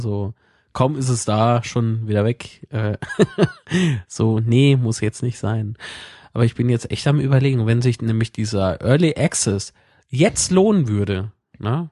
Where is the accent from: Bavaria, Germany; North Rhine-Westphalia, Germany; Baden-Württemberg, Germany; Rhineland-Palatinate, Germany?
Rhineland-Palatinate, Germany; Zweibrücken; moved away; ich habe äh, eine Wohnung in meiner Heimatstadt in Zweibrücken und eine hier, äh, wo ich jetzt halt wohne.